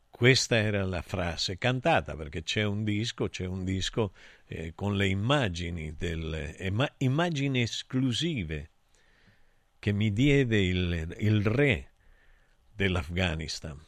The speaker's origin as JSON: {"language": "Italian", "town": "Santa Cristina d'Aspromonte", "region": "Calabria", "country": "Italy", "tie": "born or raised there", "said": "Io sono nato a Santa Cristina da Spromonte"}